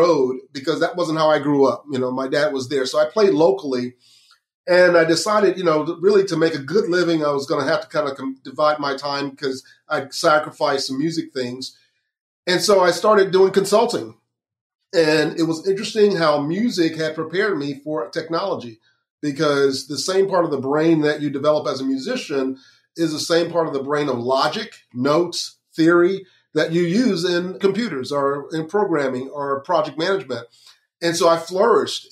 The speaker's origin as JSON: {"language": "English", "town": "Lakeland", "region": "Florida", "country": "United States", "tie": "born or raised there", "said": "I grew up in Central Florida in Lakeland"}